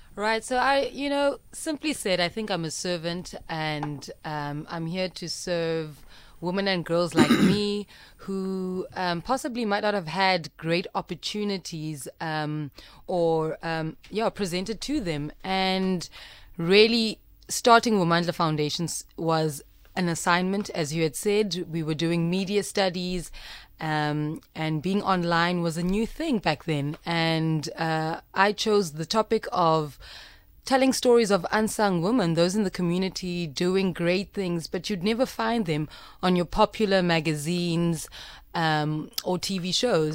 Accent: Gqeberha, Eastern Cape, South Africa; I'm from Eqhubekga, previously known as Port

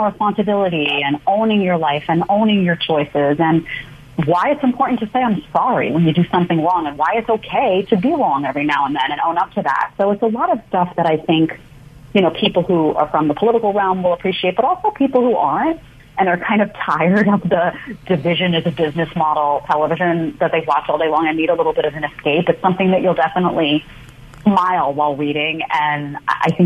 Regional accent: New York City, New York, United States; also born or lived in Manhattan; I grew up in Staten Island, New York, in a small condo behind the Staten Island Mall.

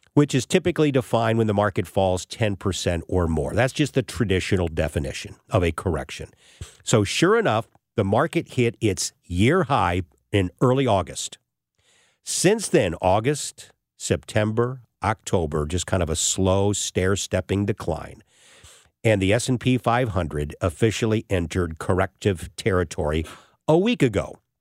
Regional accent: St. Louis, Missouri, United States; Saint Louis is my hometown

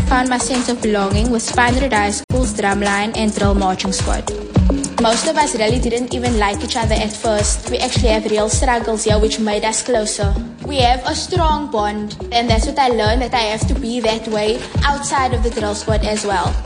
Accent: Cape Town, Western Cape, South Africa; Growing up in Mitchell's Plain

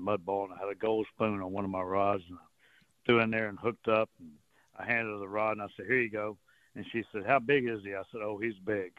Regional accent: Port Arthur, Texas, United States; I grew up with them around Port Arthur

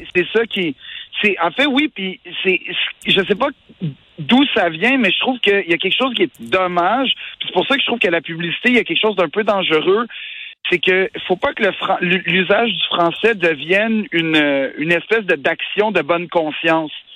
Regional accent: Quebec, Canada; en tant que Québécois

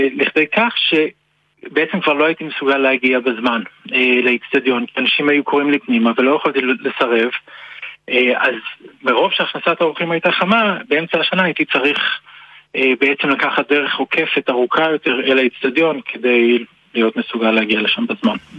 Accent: Jerusalem, Jerusalem District, Israel; also born or lived in Sakhnin; גדלתי בירושלים

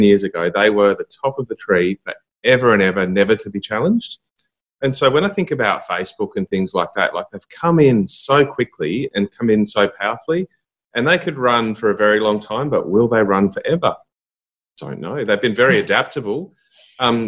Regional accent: Burnie, Tasmania, Australia; So growing up in Tassie, I was born in Burnie

